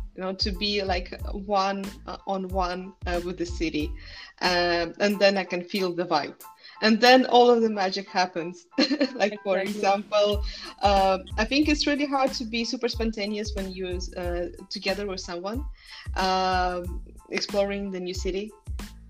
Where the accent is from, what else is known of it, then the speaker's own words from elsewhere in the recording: Tallinn, Harju County, Estonia; moved away as an adult; now in Copenhagen, Denmark; I was born in Tallinn, and it's a very small uh, city in a very small country